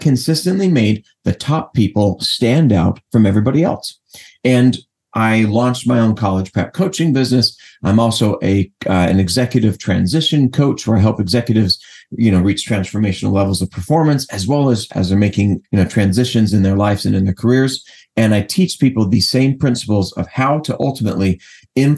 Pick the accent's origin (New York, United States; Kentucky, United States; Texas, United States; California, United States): California, United States; Los Angeles; I'm from Los Angeles originally